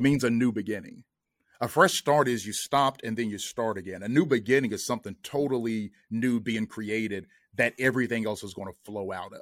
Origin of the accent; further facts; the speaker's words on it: Kentucky, United States; moved away as an adult; now in Atlanta, United States; we're both originally from Kentucky.